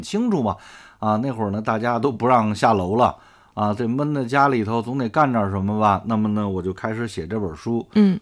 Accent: Beijing, China; 我是老北京人啊，从小在四合院长大

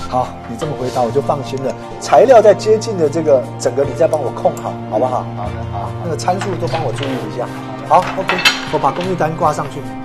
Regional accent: Taipei, Taiwan; moved away as an adult; now in Nanjing, China; 我来自于宝岛台湾台北。对。我在二零零八年就回到大陆工作，这十多年来都是从事，呃，文化工作

